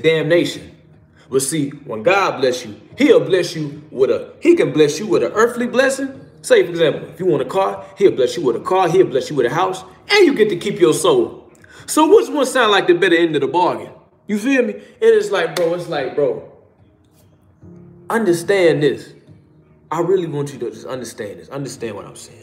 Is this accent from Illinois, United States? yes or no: yes; Chicago, Illinois, United States; I'm from Chicago